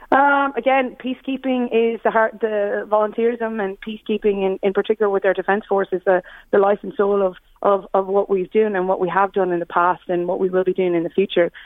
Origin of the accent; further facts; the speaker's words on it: Ireland; I grew up here.